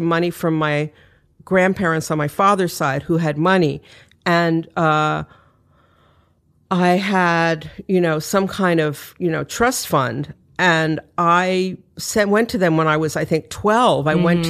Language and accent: English; New York City, New York, United States; also born or lived in Detroit / Connecticut; Okay, well, I grew up mostly in Manhattan. I was born in Manhattan, but my parents split up when I was three, and then I moved with my mother to Detroit for a few years